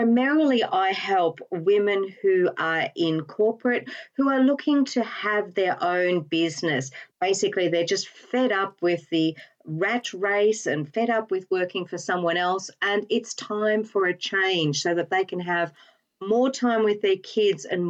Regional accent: Australia; moved away as an adult; now in United Kingdom; the accent, you're absolutely right, gives me away every time. I am actually an Australian

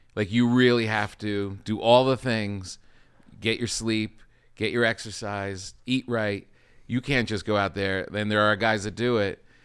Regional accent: New Jersey, United States; I grew up in New Jersey

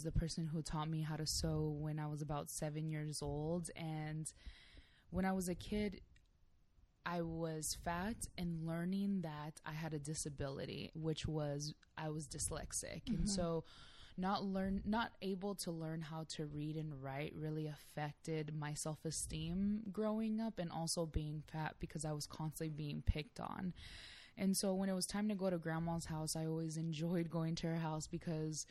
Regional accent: San Diego, California, United States; I'm born and raised in San Diego, California

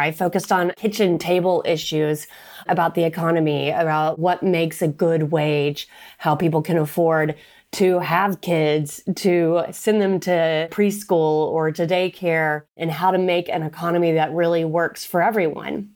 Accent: Oklahoma, United States; moved away as an adult; also born or lived in Texas; now in Washington, D.C., United States; I was raised in Oklahoma

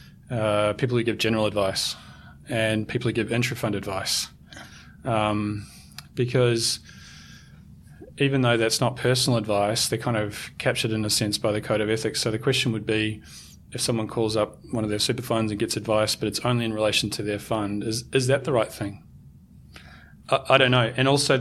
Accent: New Zealand; because I'm a Kiwi, I'm going to give you an All Black analogy.

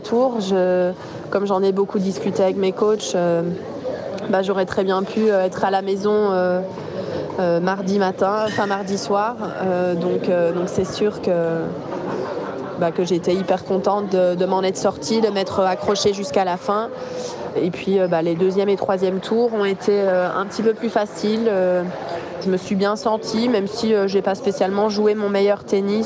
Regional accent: Belgium; en tant que Belge

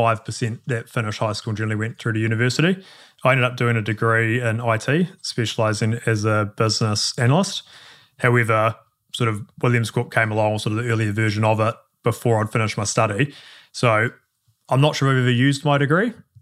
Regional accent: Christchurch, Canterbury, New Zealand; born and raised in Christchurch, so sort of lived by the university and been here my whole life.

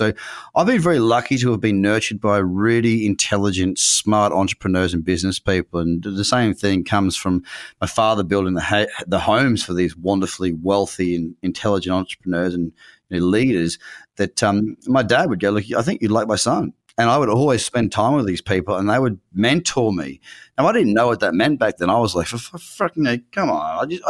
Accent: Noosa Heads, Queensland, Australia; I'm from Noosa Heads. I had my first business at 6 years old, literally six, 3 weeks into grade one.

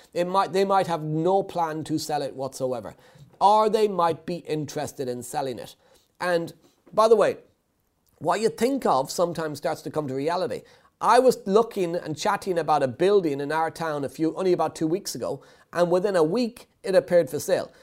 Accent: Ireland; being Irish

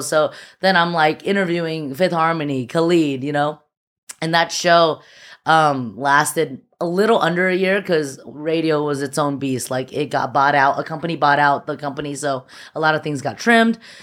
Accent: Alhambra, California, United States; also born or lived in Shanghai, China / Temple City, California; I was born in Shanghai, and I, uh, moved to the U S when I was, like, four. I moved to Alhambra, the six two six

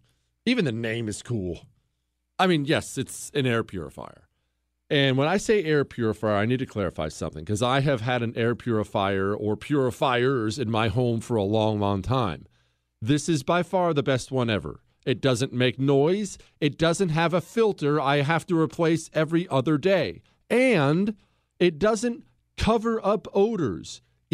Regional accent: United States; I'm an American.

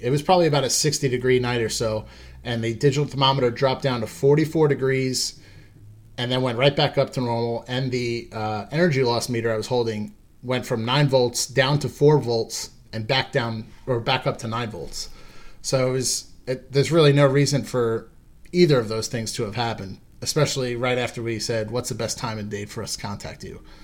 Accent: Long Island, New York, United States; I was born and raised on Long Island

